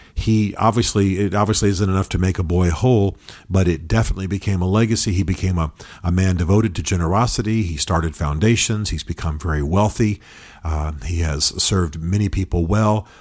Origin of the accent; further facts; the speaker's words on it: United States; as Americans